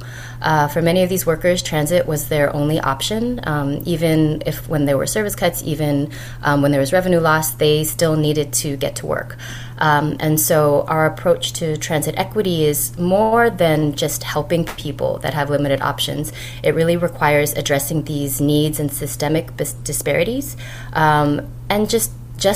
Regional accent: Los Angeles, California, United States; moved away as an adult; also born or lived in Bay Area / New York; growing up in Los Angeles

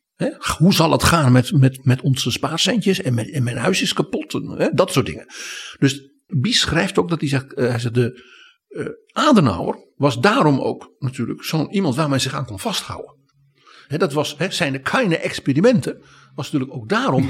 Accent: Netherlands; wij als Nederlanders

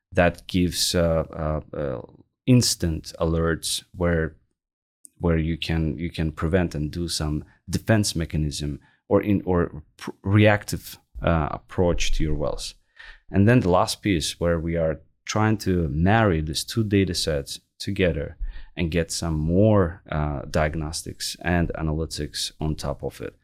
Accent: Baku, Azerbaijan; moved away as an adult; also born or lived in Lafayette, Louisiana; now in Canada; I was born and raised in Baku, Azerbaijan

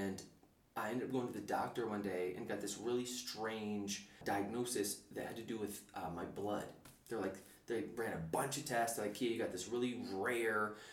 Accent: upstate New York, United States; born or raised there; first language English; moved away as an adult; also born or lived in New Zealand / West Philadelphia

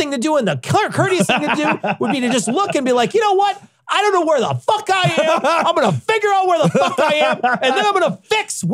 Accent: Chicago, Illinois, United States; I'm a Chicagoan

